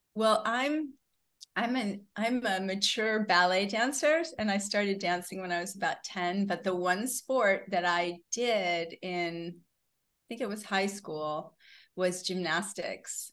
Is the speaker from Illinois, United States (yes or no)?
no; Syracuse, New York, United States; moved away as an adult; also born or lived in Boston / Los Angeles; I was actually born in Boston. I grew up in Syracuse